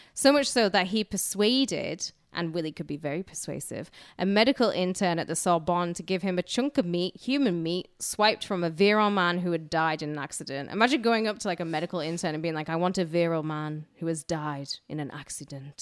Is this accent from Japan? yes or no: no; United Kingdom; moved away; I grew up in Roman country where there's literally bloodshed everywhere